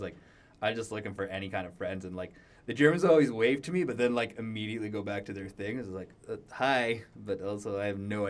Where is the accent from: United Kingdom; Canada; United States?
Canada; Edmonton, Alberta; I'm from Edmonton